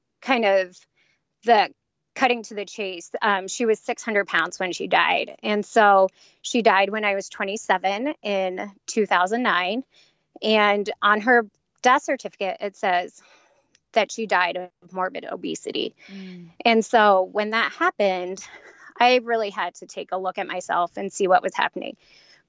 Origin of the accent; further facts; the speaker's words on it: Cincinnati, Ohio, United States; I grew up in Cincinnati.